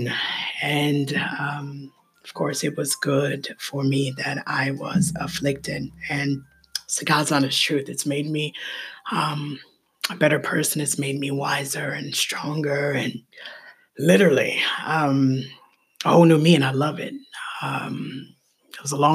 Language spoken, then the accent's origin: English; Ohio, United States; I'm from Ohio